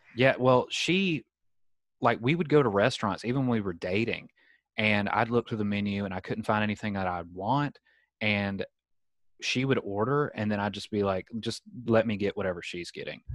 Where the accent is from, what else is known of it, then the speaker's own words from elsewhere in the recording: Southern United States, United States; accent: Southern; moved away as an adult; also born or lived in Alabama; now in San Diego, United States; my Southern accent